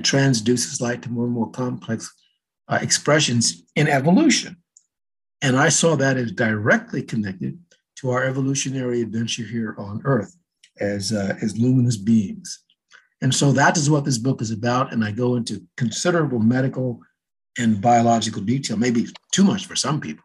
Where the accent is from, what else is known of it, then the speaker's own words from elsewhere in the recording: Los Angeles, California, United States; when I was in a young kid, growing up in Southern California, in LA, actually